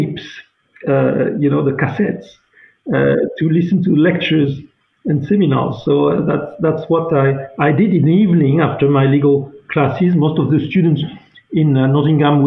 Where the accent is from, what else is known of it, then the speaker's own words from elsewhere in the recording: Toulouse, Occitania, France; moved away as an adult; also born or lived in Morocco / Paris, France; now in Montreal, Canada; my parents came back to France, and I grew up in Toulouse, which is a great place where I spent my years from the age of 6 to approximately 20 years old